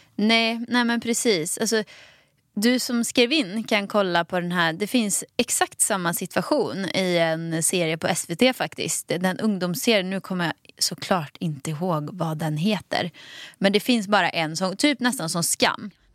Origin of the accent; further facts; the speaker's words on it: Dalsland, Västra Götaland, Sweden; accent: Dalsland dialect; moved away; Dalslänning. Jag är också från Dalsland